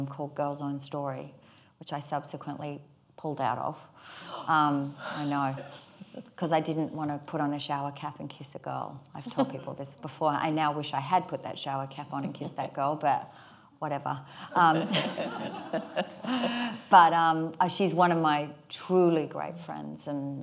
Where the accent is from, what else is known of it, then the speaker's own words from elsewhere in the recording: Australia; accent: Australian; my Australian accent